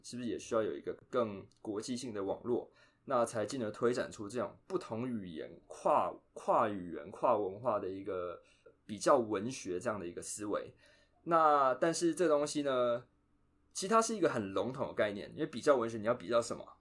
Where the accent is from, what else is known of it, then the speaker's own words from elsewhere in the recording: Taiwan; first language Chinese; moved away as an adult; now in United States; 我们在台湾这个环境，主要接触，当然中文会接触嘛。那可能，呃，还有其他母语，比如说台语啊、客家话，或是原住民语。那再来第二个语言就是英文嘛